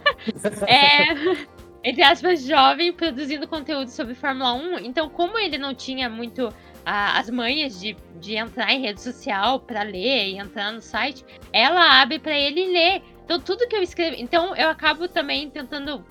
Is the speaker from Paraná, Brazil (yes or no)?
yes; Curitiba, Paraná, Brazil; eu sou de Curitiba